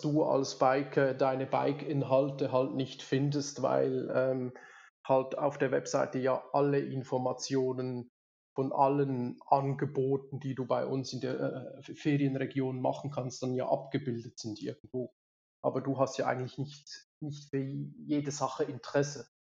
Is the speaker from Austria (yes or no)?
no; Switzerland; moved away as an adult; now in Lenzerheide, Switzerland; 200 Kilometer weg vom eigentlichen Daheim, wo ich aufgewachsen bin, was jetzt natürlich für unsere Schweizer Verhältnisse